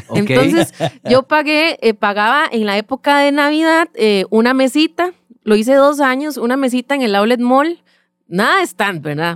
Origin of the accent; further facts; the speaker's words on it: Sabanilla, San José, Costa Rica; soy eh, nacida y crecida en Sabanilla, Montedioca